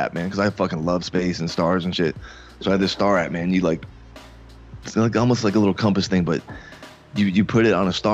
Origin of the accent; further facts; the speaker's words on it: Fort Lauderdale, Florida, United States; also born or lived in Coral Springs; I was born and raised in Fort Lauderdale